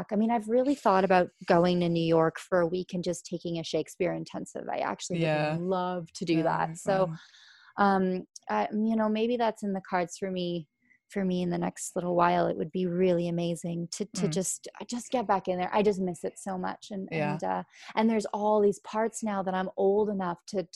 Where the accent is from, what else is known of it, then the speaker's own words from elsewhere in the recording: just outside Toronto, Ontario, Canada; I grew up just outside the city.